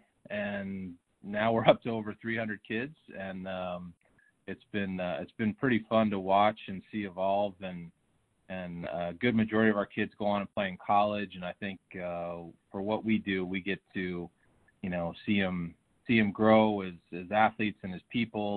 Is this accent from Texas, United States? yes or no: no; Bay Area, California, United States; also born or lived in Tacoma, Washington; I was born in Tacoma, Washington, and moved to the Bay Area in California when I was about 5 and a half